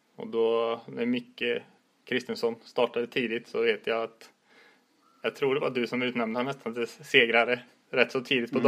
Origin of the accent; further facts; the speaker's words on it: Västergötland, outside Borås, Västra Götaland, Sweden; also born or lived in Lidingö; now in Gothenburg, Sweden; jag kommer ner från Västergötland och utanför Borås från början